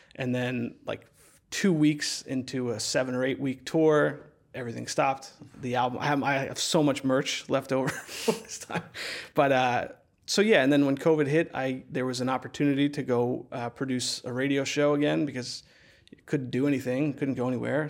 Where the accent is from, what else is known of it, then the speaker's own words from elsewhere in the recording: central New Jersey, United States; moved away; my hometown, which is, like, this really small town in, uh, central New Jersey